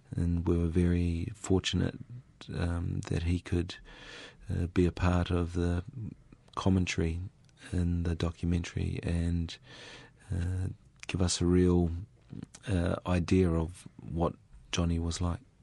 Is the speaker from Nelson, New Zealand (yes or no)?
no; Raetihi, Manawatū-Whanganui, New Zealand; I grew up in Raiti.